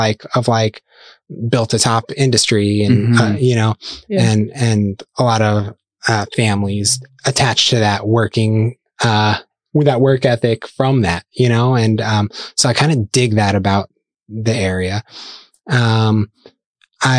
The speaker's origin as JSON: {"language": "English", "town": "Scranton", "region": "Pennsylvania", "country": "United States", "tie": "born or raised there", "also_born_or_lived": "Ohio", "moved": "as an adult", "lives_now": "Lehigh Valley, United States", "said": "I grew up in the Scranton area"}